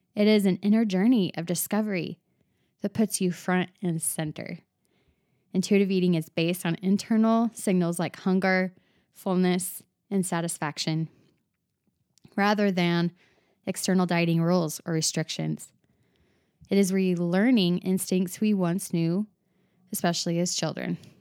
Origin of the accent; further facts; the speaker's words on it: Arizona, United States; now in Utah, United States; I live in Utah, But I was born and raised in Arizona